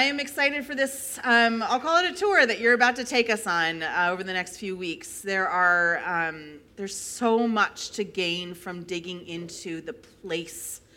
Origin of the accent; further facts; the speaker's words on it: New York, United States; moved away as an adult; now in Midwest, United States; I grew up 6 hours away from New York City